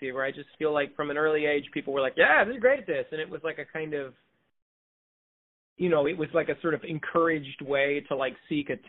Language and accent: English; Mount Vernon, Iowa, United States; born or raised there; now in Brooklyn, United States